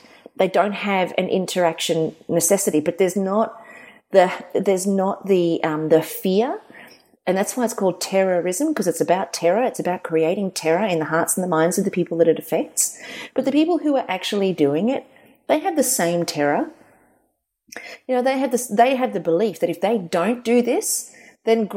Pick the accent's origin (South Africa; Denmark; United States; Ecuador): South Africa; now in Australia; when I was a kid, I grew up in South Africa